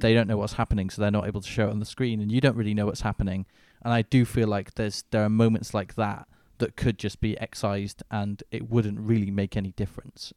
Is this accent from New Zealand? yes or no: no; Manchester, North West England, United Kingdom; in my hometown of Manchester